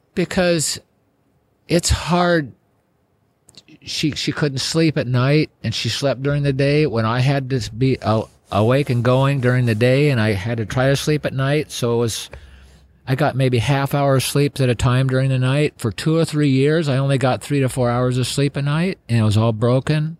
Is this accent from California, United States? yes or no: no; Wasilla, Alaska, United States; also born or lived in Palmer, Alaska; when I moved from Wasilla to Palmer